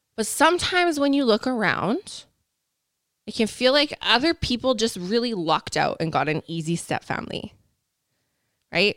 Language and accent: English; Canada; We're, we're Canadian up here